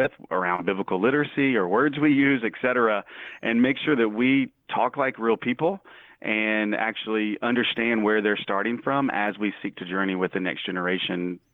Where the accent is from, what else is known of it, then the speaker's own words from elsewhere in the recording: Mississippi, United States; also born or lived in New York City; now in Little Rock, United States; I'm from Mississippi